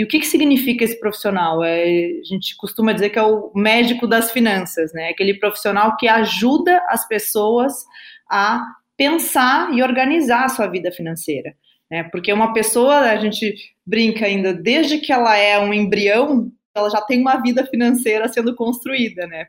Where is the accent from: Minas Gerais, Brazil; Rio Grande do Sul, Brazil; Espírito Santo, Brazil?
Rio Grande do Sul, Brazil; accent: gaúcho; also born or lived in Brasília, Brazil; now in São Paulo, Brazil; sou gaúcha, né? O meu sotaque aí vocês vão ver, não vai, não vai negar. Eu nasci, aí, eu nasci em Brasília, na verdade, mas a minha família toda é gaúcha. Eu com dois anos já estava no Rio Grande do Sul